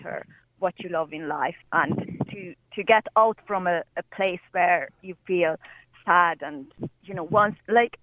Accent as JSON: {"language": "English", "country": "Hungary", "moved": "yes", "lives_now": "Ireland", "said": "I'm Hungarian."}